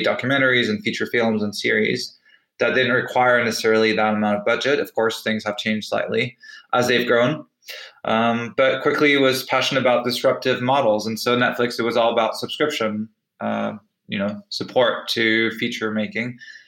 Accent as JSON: {"language": "English", "country": "United Kingdom", "also_born_or_lived": "France / United States", "said": "On the personal side, I'm British and French, but I actually spent half my life in the US, where I started my career."}